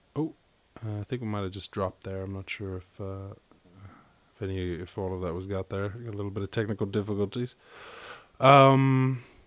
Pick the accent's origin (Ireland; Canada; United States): Ireland; I was born in Ireland